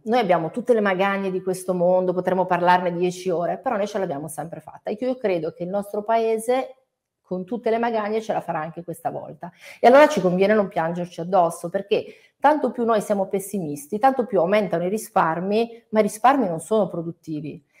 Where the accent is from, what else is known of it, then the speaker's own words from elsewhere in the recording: Italy; io adoro il mio paese